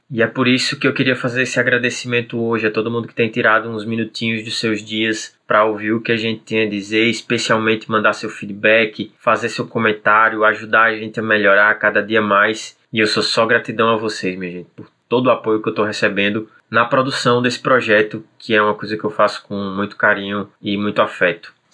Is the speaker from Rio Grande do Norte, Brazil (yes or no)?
yes; Natal, Rio Grande do Norte, Brazil; Rio Grande do Norte, mais precisamente no bairro de Neópolis. Para ser ainda mais específico, eu nasci e fui criado no Conjunto Neópolis